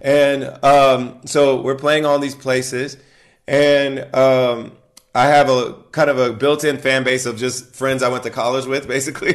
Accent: Ohio, United States; moved away; she's also from Ohio, like myself

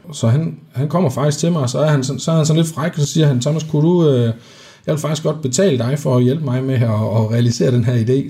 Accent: Denmark; vi er fra Jylland

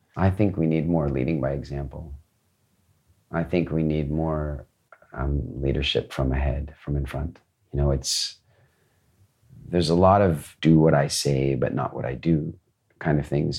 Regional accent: Canada; I grew up mostly in Canada.

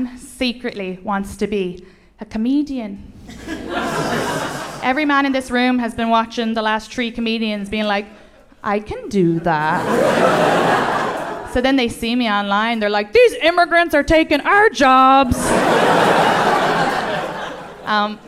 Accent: Ireland; accent: Irish; moved away as an adult; now in United States; When I grew up in Ireland, we didn't believe in mental health

